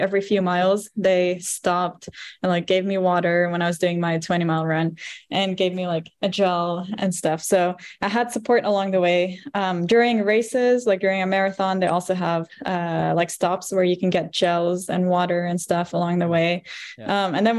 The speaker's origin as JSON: {"language": "English", "town": "Roanoke", "region": "Virginia", "country": "United States", "tie": "born or raised there", "said": "I was born in Roanoke."}